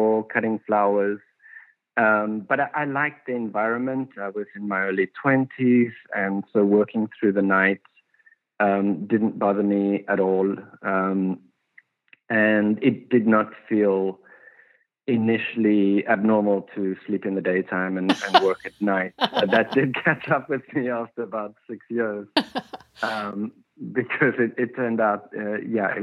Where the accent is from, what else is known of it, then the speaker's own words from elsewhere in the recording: South Africa; moved away as an adult; now in Los Angeles, United States; When I came from South Africa, I didn't have an education